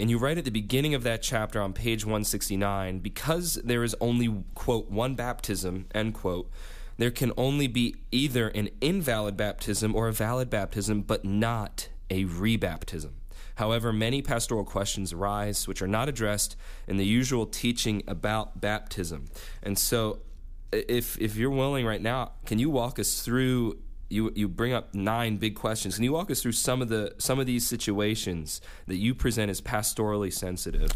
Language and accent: English; Upper Darby, Pennsylvania, United States; now in Greenville, United States; here in Upper Darby, in my hometown, while I'm up here for a visit.